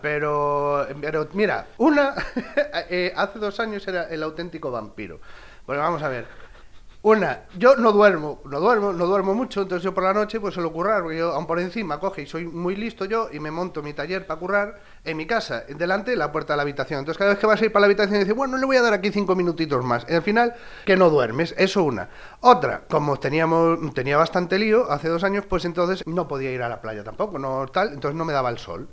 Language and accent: Spanish; Galicia, Spain; me crié en este pueblo, este pueblo es un valle y está rodeado de montes